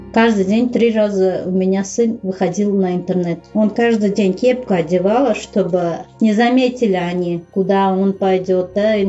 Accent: Uzbekistan; Russian is a second language; moved away as an adult; also born or lived in Saint Petersburg / Syria; Я сказала, что я узбечка, я узбе- в Узбекистане живу

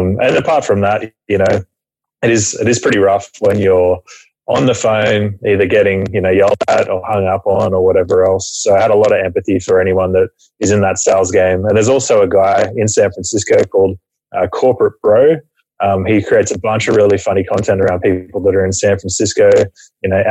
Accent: Camden, New South Wales, Australia; Originally from Australia, a town about an hour southwest of Sydney called Camden

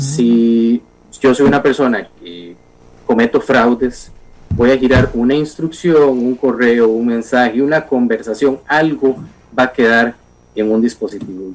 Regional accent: Costa Rica; como ciudadano costarricense

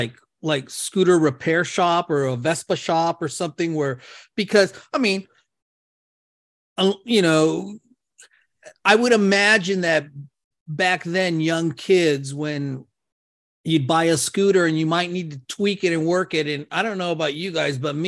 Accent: Claremont, California, United States; growing up in Claremont

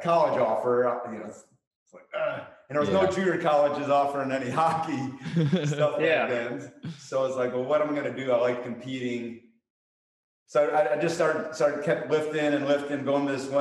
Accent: Chicago, Illinois, United States; I played hockey in high school growing up in Chicago.

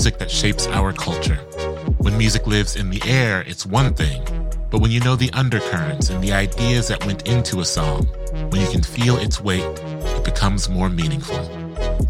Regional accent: Columbus, Ohio, United States; I am from the far east side of Columbus in a very specific neighborhood

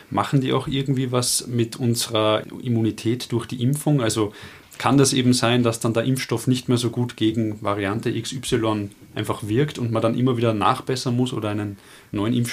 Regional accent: Austria; Bei uns in Österreich

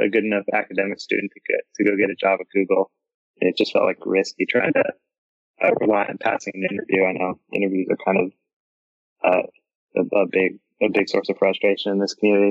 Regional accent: Milwaukee, Wisconsin, United States; I grew up in Milwaukee and I went to school at UW-Madison

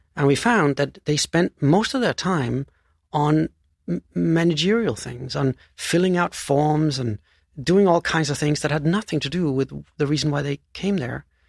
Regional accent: Denmark; moved away; So I was born in, in, uh, Denmark, and I grew up on this tiny island south of Sweden, uh, which has forty thousand inhabitants

